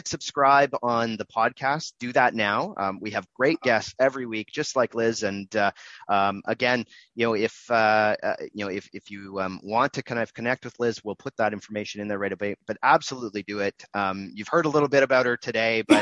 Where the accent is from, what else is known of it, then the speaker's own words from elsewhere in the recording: Canada; I'm Canadian